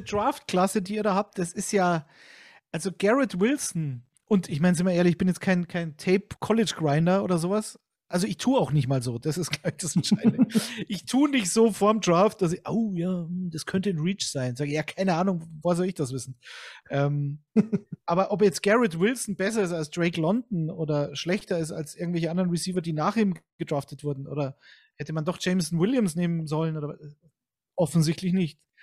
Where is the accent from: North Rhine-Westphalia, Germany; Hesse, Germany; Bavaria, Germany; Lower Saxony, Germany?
Bavaria, Germany; Munich; ich bin zwar aus Bayern und gebürtiger Münchner